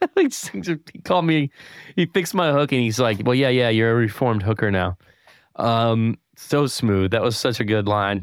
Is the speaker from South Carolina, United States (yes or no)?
no; Winston-Salem, North Carolina, United States; now in Tampa, United States; I'm from Winston-Salem